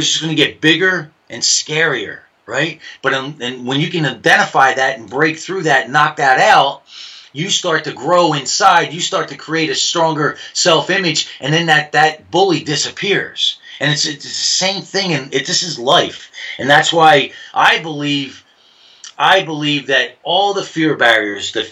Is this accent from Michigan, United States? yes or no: no; New Jersey, United States; I'm from Jersey